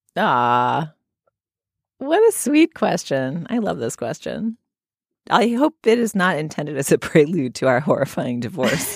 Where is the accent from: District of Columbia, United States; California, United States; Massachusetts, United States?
Massachusetts, United States; Boston; moved away; growing up in New England and in Boston in particular